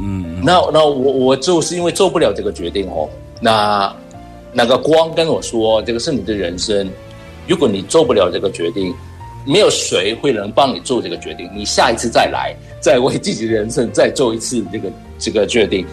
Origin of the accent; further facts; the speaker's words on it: Hong Kong; 我是来自香港的